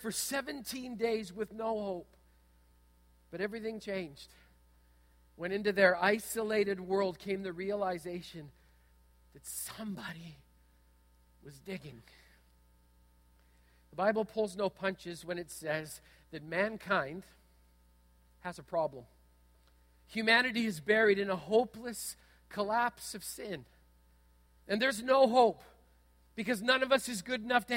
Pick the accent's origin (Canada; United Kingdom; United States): Canada; Manitoba; When I was a kid growing up in Manitoba